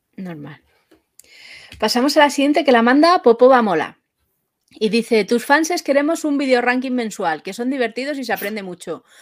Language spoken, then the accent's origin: Spanish; Madrid, Community of Madrid, Spain; soy de Madrid